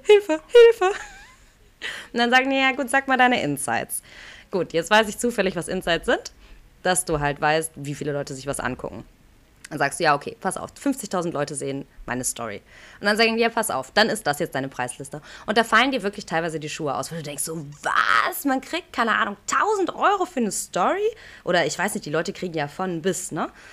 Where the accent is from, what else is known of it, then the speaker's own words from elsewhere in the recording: Aachen, North Rhine-Westphalia, Germany; das ist ganz Aachen, das ist meine Heimatstadt